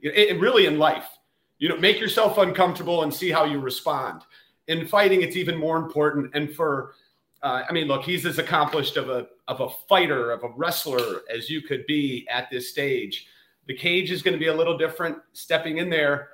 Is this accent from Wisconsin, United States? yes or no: no; Ohio, United States; I'm coming from Ohio